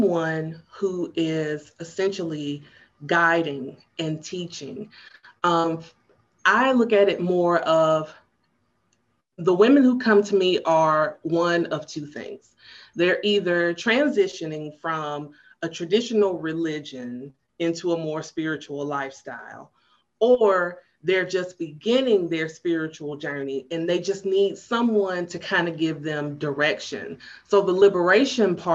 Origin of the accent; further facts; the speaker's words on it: Chattanooga, Tennessee, United States; also born or lived in Knoxville, Tennessee; my family moved to Chattanooga when I was 2